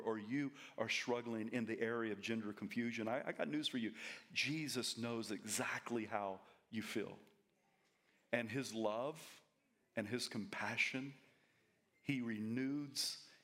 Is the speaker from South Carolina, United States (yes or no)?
yes; South Carolina, United States; now in Coeur d'Alene, United States; I'm from South Carolina